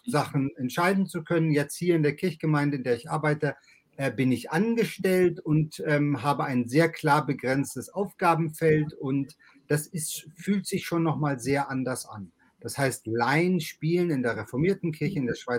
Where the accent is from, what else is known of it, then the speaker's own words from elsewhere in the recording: Langenhagen, Lower Saxony, Germany; moved away as an adult; also born or lived in Lago Maggiore; now in Switzerland; Ich bin in Hannover Langenhagen aufgewachsen und dann in Hannover zur Schule gegangen, war Pfarrer der Hannoverschen Landeskirche, der Lutherischen Landeskirche und bin dann mit meiner Familie ins Ausland gegangen, ins Auslandspfarramt an den Lago Maggiore für acht Jahre.